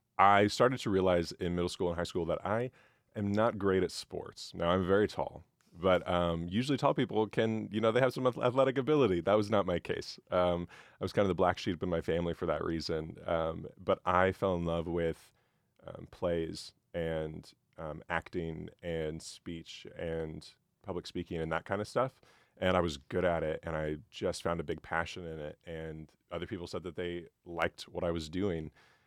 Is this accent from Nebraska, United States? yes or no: yes; Nebraska, United States; So I'm from Central Nebraska originally, came to Mizzou for the meteorology program.